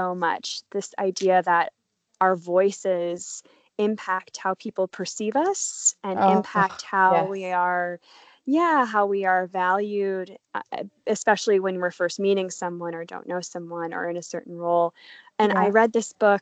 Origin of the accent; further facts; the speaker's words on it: United States; also born or lived in Paris, France; now in Australia; I'm an American, but I'm currently in Australia during this COVID crisis of 2020